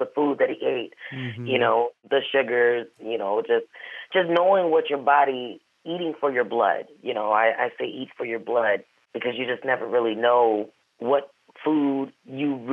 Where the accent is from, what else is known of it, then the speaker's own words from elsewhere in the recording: Wisconsin, United States; also born or lived in St. Louis, Missouri; I'm from St. Louis, born but raised in Wisconsin